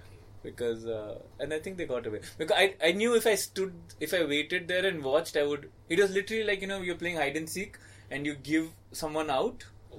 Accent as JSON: {"language": "English", "town": "Navi Mumbai", "region": "Maharashtra", "country": "India", "tie": "born or raised there", "said": "I grew up in Navi Mumbai."}